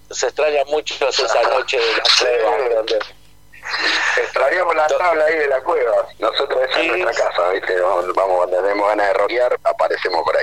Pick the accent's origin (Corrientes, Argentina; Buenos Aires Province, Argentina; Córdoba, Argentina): Buenos Aires Province, Argentina; Boulogne; Claro, yo igual yo soy de Bulogne ¿viste?